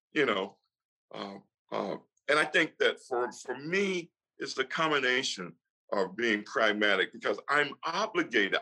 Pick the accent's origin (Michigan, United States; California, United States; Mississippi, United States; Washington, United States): Mississippi, United States; moved away; also born or lived in New York; I grew up in Mississippi for a lot of times, and even in New York